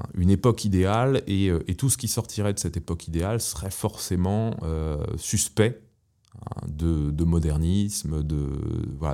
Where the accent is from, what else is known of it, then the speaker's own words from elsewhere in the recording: Paris, Île-de-France, France; moved away; J'ai, grandi à Paris